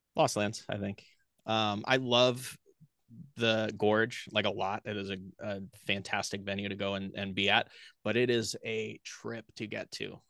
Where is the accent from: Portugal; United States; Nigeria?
United States; Portland, Oregon; now in Austin, United States; I grew up in Portland, Oregon